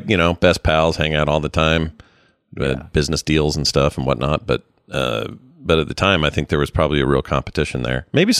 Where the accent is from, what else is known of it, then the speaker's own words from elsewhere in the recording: United States; I love coming from here. I love everything about being an American